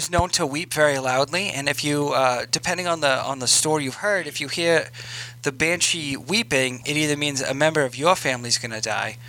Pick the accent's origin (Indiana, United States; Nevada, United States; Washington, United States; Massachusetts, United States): Massachusetts, United States; I'm from Massachusetts.